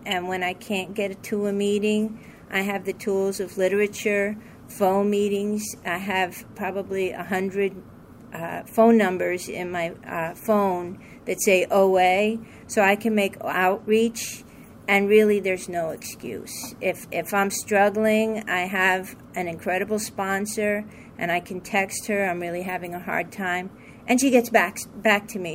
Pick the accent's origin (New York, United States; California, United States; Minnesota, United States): New York, United States; I'm from New York